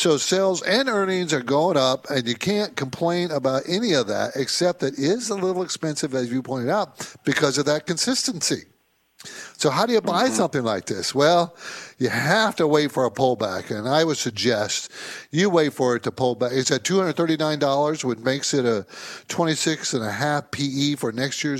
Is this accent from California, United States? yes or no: yes; San Diego, California, United States; I grew up in San Diego